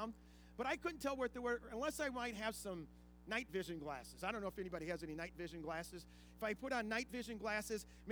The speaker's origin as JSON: {"language": "English", "region": "Ohio", "country": "United States", "tie": "born or raised there", "said": "when I grew up in Ohio, my parents lived out on a small farm"}